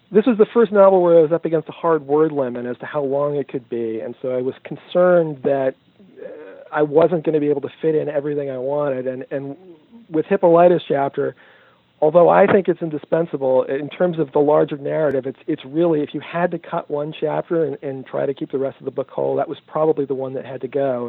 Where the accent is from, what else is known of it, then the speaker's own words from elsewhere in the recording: New York, United States; we're both from New York